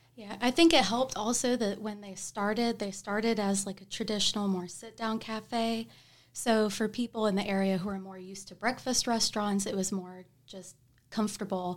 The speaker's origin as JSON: {"language": "English", "town": "Tuscaloosa", "region": "Alabama", "country": "United States", "moved": "as an adult", "lives_now": "Huntsville, United States", "said": "I'm from Tuscaloosa"}